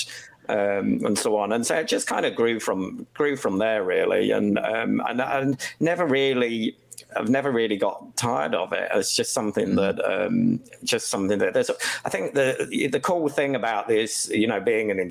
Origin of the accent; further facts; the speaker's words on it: Kent, South East England, United Kingdom; I grew up in Kent